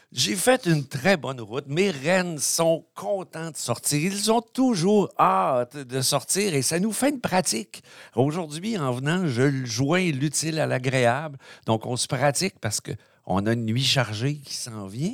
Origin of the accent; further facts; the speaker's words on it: Quebec, Canada; on est au Saguenay-Lac-Saint-Jean